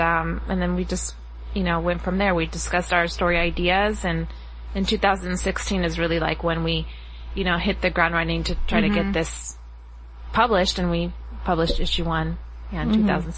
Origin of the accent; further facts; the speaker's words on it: Las Vegas, Nevada, United States; moved away as an adult; now in Los Angeles, United States; I grew up in Las Vegas, Nevada. Born and raised there. Moved out to Los Angeles in, when I was about 25.